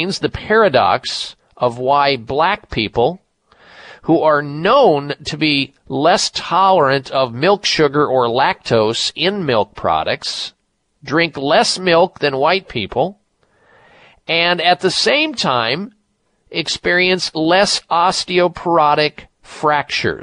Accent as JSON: {"language": "English", "region": "Midwest", "country": "United States", "tie": "born or raised there", "said": "I grew up in the Midwest"}